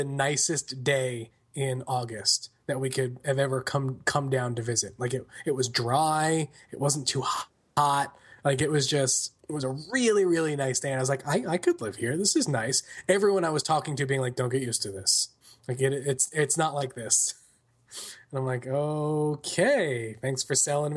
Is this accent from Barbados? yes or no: no; Long Island, New York, United States; moved away as an adult; now in Franklin, United States; I grew up on Long Island.